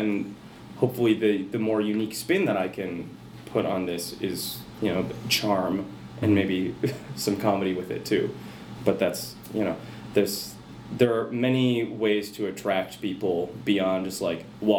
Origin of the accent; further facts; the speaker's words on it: Rochester, Minnesota, United States; Rochester, Minnesota, right okay.